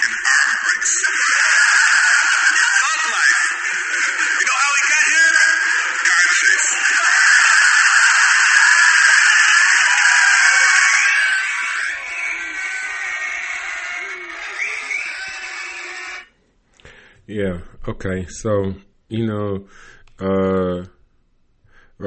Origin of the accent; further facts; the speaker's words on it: Cleveland, Ohio, United States; I come from Cleveland